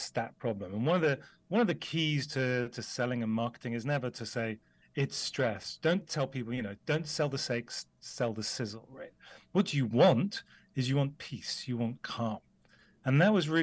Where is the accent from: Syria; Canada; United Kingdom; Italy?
United Kingdom; the Cotswolds, South West England; I grew up in the UK, you can probably tell from my accent, and I grew up in the Cotswolds.